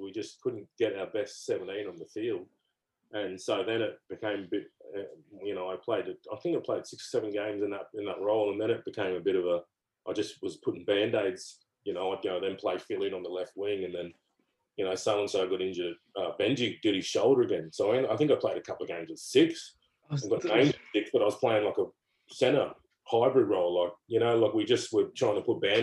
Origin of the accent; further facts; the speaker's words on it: Gold Coast, Queensland, Australia; moved away; also born or lived in England; back to my home state and hometown